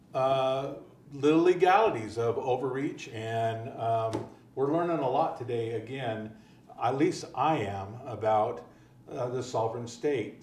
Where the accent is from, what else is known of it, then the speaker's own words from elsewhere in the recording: California, United States; I'm from California